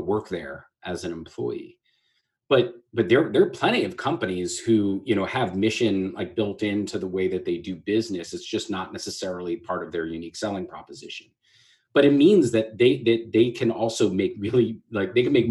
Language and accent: English; Manalapan, New Jersey, United States; also born or lived in Staten Island, New York; I grew up between Staten Island, New York, and a town called Manalapan, New Jersey, not far from the Jersey Shore